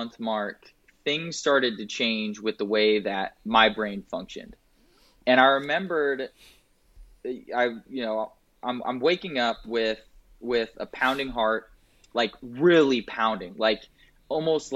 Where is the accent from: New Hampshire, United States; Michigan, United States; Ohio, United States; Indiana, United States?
Indiana, United States; Indianapolis; moved away as an adult; now in Raleigh, United States; I grew up in Indianapolis, Indiana, had a great childhood